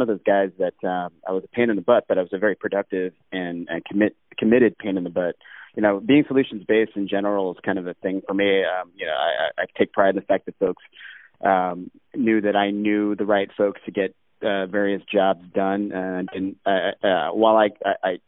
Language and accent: English; Alaska, United States; moved away; also born or lived in Hawaii / Reno, Nevada; I've growing up in Alaska, where I did.